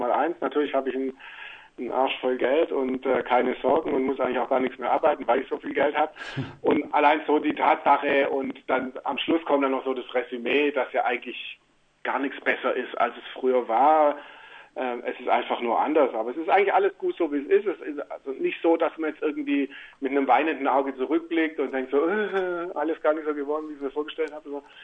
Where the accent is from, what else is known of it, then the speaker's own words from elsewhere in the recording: near Stuttgart, Baden-Württemberg, Germany; moved away as an adult; now in Switzerland; ich bin jetzt ja in der Nähe von Stuttgart groß geworden